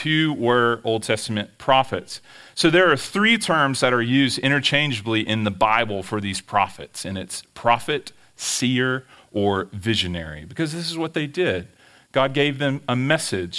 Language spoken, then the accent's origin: English; Pelahatchie, Mississippi, United States; moved away as an adult; also born or lived in Dallas-Fort Worth, Texas; I'm from Pillahachie, Mississippi. After college, we moved to Dallas, Fort Worth